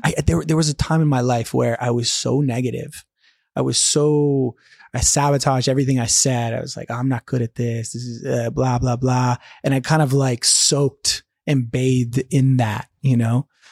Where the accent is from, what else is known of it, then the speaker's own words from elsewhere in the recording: Atlanta, Georgia, United States; first language English; moved away as an adult; also born or lived in Argentina; I'm from Atlanta, Georgia. Grew up in the States, uh, first language is English